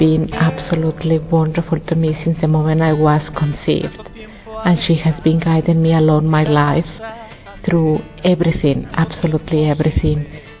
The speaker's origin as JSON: {"language": "English", "region": "Mexico City", "country": "Mexico", "tie": "born or raised there", "said": "I am from Mexico. I was born in Mexico City, and Our Lady of Guadalupe means everything for me."}